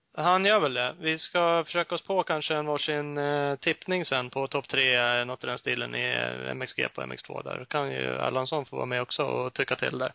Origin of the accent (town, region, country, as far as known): Sweden